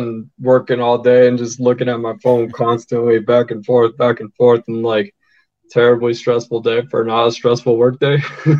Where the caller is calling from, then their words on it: Denver, Colorado, United States; Denver. Thank you.